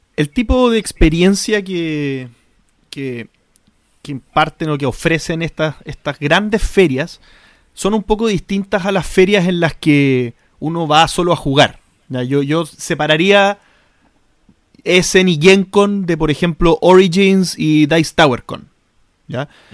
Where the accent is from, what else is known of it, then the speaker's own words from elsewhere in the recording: Chile; nosotros en Chile